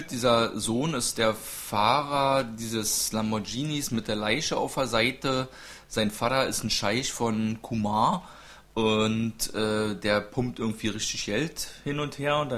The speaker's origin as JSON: {"language": "German", "town": "Munich", "region": "Bavaria", "country": "Germany", "said": "Und ich bin aus München"}